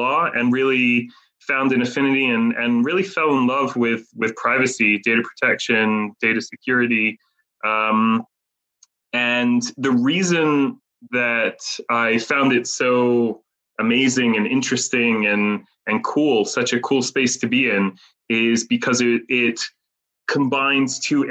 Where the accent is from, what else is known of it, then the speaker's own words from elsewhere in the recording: Jerusalem, Jerusalem District, Israel; also born or lived in Harrisburg, Pennsylvania, United States; as you can probably hear from my accent, originally from the US of A, Harrisburg, PA, to be exact. And then at the age of 7, moved to Israel with my family. So grew up in Jerusalem, and which is where I live now.